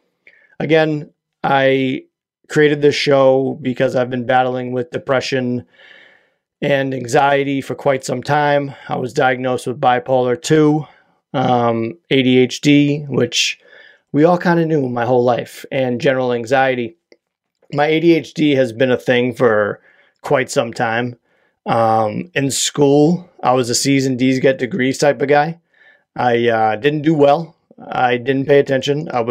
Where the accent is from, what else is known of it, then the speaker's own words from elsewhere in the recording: Quincy, Massachusetts, United States; now in Whitman, United States; I hail from Whitman, Massachusetts, originally from Quincy, Massachusetts.